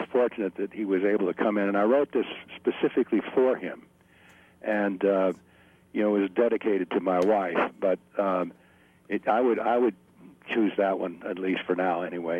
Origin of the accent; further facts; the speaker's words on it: Stamford, Connecticut, United States; moved away as an adult; also born or lived in New York / North Carolina; But I was born, grew up in the Stamford, Connecticut area.